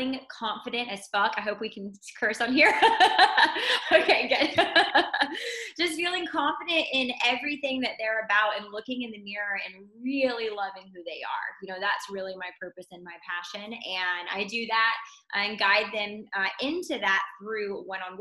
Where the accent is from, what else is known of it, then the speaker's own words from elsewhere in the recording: North Carolina, United States; now in Tampa, United States; I am originally from North Carolina, but grateful that sunny, tropical Tampa, Florida is my home